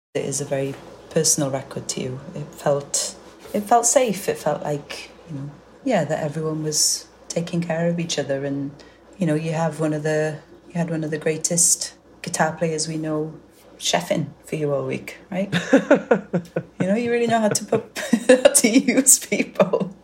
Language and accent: English; Welsh, Wales, United Kingdom; I'm Welsh and it's just down the road from Cardiff